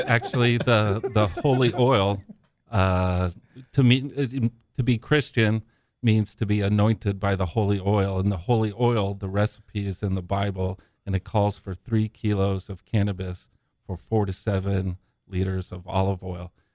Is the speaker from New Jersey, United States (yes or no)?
no; San Diego, California, United States; also born or lived in Zimbabwe; I was born in Africa, but, uh, migrated here when I was young. and I grew up in San Diego.